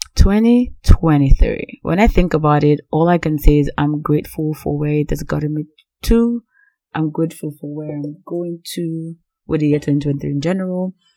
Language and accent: English; Nigeria; Growing up as Nigerian